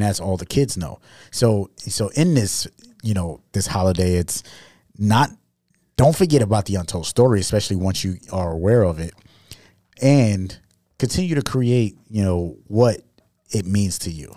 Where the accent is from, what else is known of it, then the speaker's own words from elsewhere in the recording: New York City, New York, United States; I'm from New York City